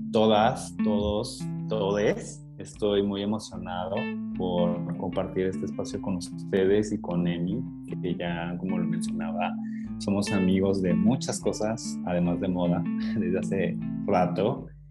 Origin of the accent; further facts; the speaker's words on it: Mexico City, Mexico; now in Comala, Mexico; yo soy de Ciudad de México. Eh, ahí empecé, ahí empezó mi historia